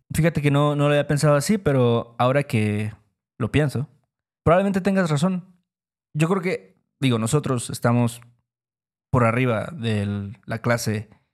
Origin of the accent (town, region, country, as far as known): Mexico